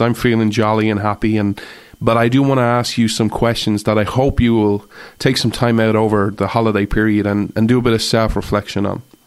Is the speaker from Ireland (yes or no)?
yes; Ireland; as an Irish person